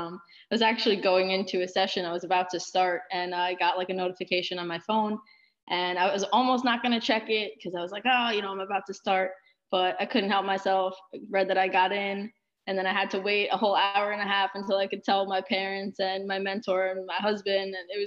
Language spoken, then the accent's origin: English; Plainview, New York, United States; So I'm actually from Plainview, New York. It's a small town on Long Island, and I began my own soccer journey there at age 4 within Plainview Soccer Club.